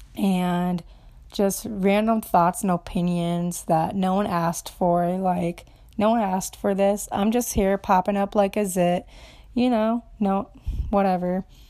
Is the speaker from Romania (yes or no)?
yes; Romania; English is a second language; now in Minnesota, United States; I'm from Romania. I've been here seventeen years in the U S, in Minnesota